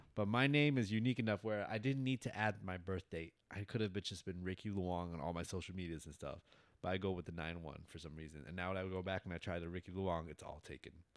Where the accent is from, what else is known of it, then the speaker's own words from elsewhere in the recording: New York City, New York, United States; now in Florida, United States; I grew up in Bronx, New York.